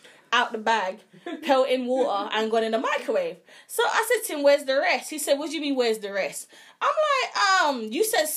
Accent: London, United Kingdom; we are from London, UK.

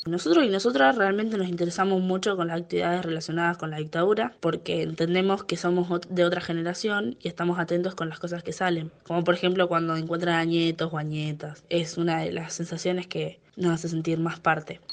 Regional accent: Argentina; como argentinos y argentinas

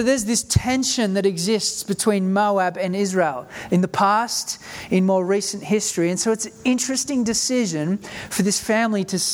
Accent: South Africa; now in Australia; my family moved to Australia in 1988. I grew up in South Africa during the time of apartheid.

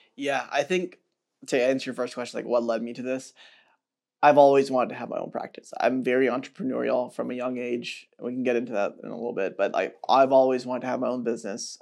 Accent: Atlanta, Georgia, United States; now in Chicago, United States; I grew up in Atlanta

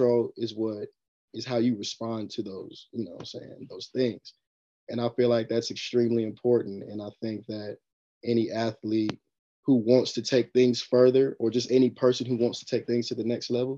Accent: Hickory, North Carolina, United States; I'm from Hickory, North Carolina.

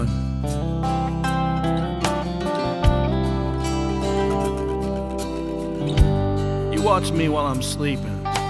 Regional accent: Texas, United States; I'm a Texan

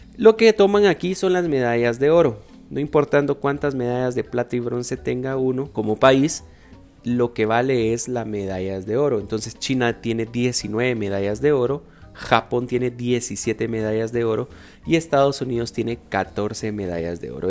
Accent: Guatemala; nosotros como guatemaltecos

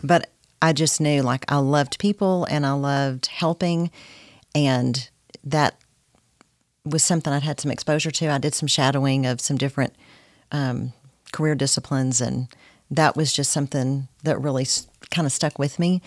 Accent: Corsicana, Texas, United States; moved away as an adult; now in Nacogdoches, United States; I grew up in Corsicana, Texas.

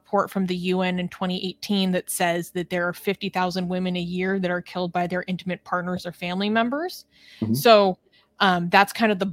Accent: West Coast of the United States, United States; I'm from America, I've spent my entire life on the West Coast of the United States.

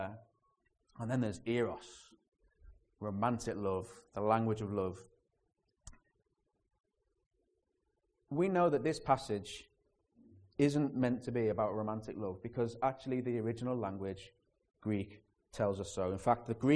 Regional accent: Liverpool, North West England, United Kingdom; the city you're living in and trying to learn that language is Liverpool.

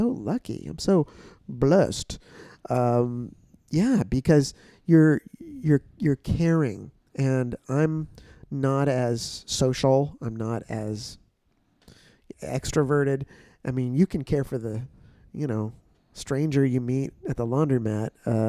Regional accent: San Francisco, California, United States; born there; Well, I was born in San Francisco.

